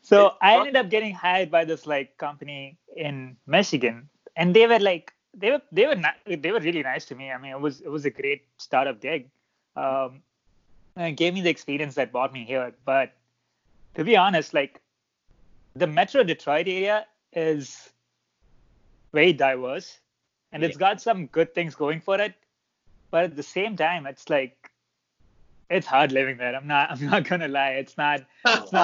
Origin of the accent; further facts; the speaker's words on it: Dubai, United Arab Emirates; moved away; I was born and raised in Dubai, so UAE, the United Arab Emirates.